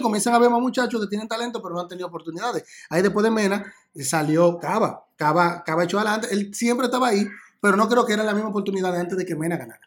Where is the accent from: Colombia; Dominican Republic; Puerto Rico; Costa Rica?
Dominican Republic